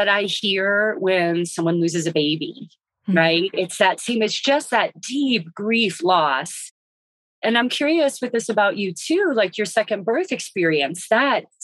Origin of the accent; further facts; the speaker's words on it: West Virginia, United States; now in Western North Carolina, United States; I'm originally from West Virginia, but we didn't farm